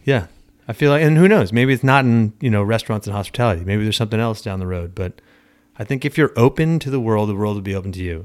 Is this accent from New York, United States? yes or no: yes; Long Island, New York, United States; moved away as an adult; also born or lived in Arizona / Pennsylvania / California; now in South Shore; I grew up on Long Island, went to school in Arizona, lived in Pennsylvania, lived in California for ten years